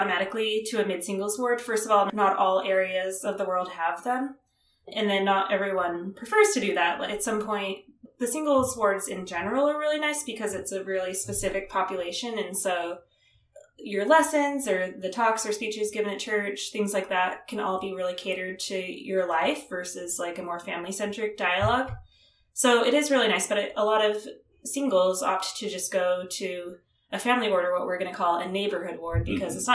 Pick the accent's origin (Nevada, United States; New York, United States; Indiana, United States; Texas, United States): Nevada, United States; Las Vegas; moved away as an adult; also born or lived in Utah; I actually grew up in the Las Vegas area where I live now